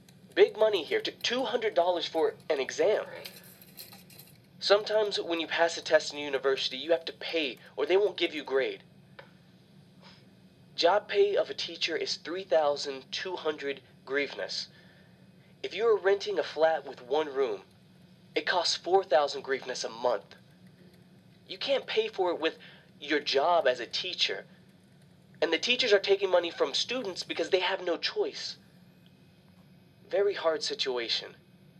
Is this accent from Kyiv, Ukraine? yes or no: no; Odesa, Odesa Oblast, Ukraine; English is a second language; I was born here in Odessa and raised here